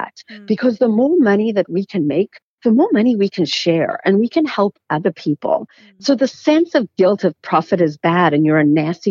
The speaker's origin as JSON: {"language": "English", "country": "South Africa", "tie": "born or raised there", "said": "I grew up in South Africa"}